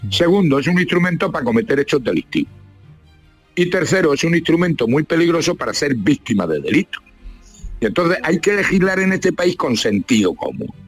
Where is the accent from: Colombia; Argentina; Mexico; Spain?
Spain; Castilla-La Mancha; como el manchego. Por eso nos llaman a nosotros curipardo.